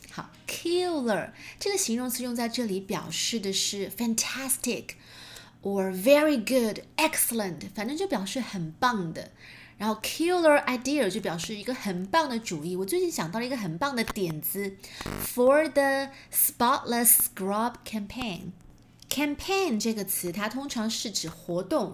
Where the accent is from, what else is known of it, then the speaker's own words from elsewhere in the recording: China; 我们中国人讲究的是